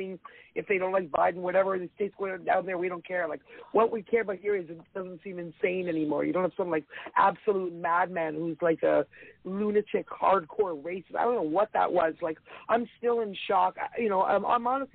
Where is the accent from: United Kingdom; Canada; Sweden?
Canada; Toronto, Ontario; I grew up in Toronto